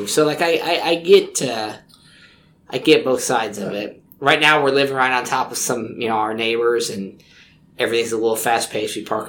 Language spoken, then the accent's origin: English; Clayton, Indiana, United States; moved away; I'm from Clayton